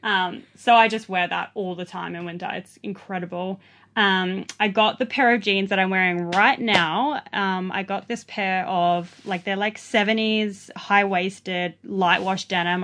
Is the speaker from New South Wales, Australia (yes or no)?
yes; Sydney, New South Wales, Australia; moved away as an adult; also born or lived in east coast of Australia / New Zealand; now in Byron Bay, Australia; I grew up in Southwest Sydney, um, on the streets, basically